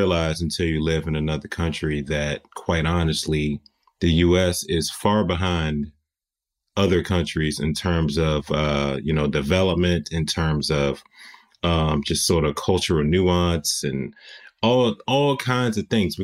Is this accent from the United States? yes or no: yes; United States; accent: American; now in New York, United States; once they heard my accent, then they started treating me like, oh, you're American